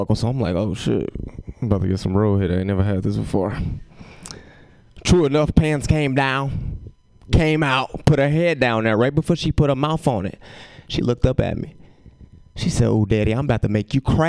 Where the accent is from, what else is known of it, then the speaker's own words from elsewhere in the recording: Chicago, Illinois, United States; moved away as an adult; now in California, United States; I go back home and act like I ain't lived there for 23 years